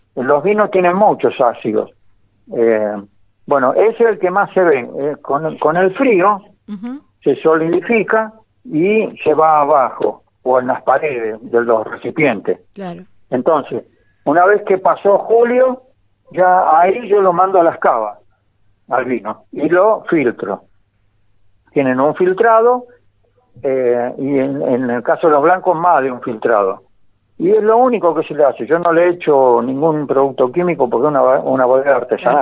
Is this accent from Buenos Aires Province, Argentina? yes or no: yes; Ezpeleta, Buenos Aires Province, Argentina; now in San Juan, Argentina; yo nací en, en Espeleta, al lado de Quilmes, en provincia de ah, Buenos Aires